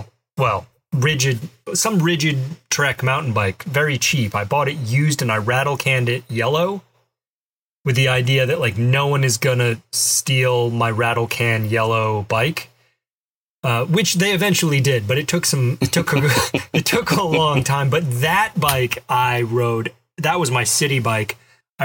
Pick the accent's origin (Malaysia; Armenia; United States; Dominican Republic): United States; the South; growing up in the South